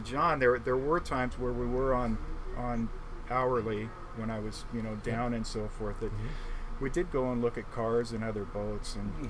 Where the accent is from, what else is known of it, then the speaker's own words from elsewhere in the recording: Seattle, Washington, United States; where'd you grow up? Seattle. Oh, what part? Oh, you know, Wedgwood area.